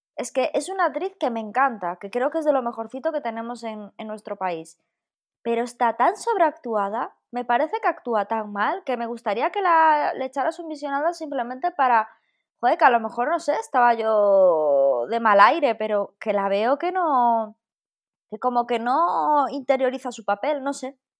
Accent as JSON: {"language": "Spanish", "area": "a village near Jaca", "region": "Aragon", "country": "Spain", "said": "aquí en mi pueblo tenemos cine, cine, pero en Jaca, que está aquí al ladito"}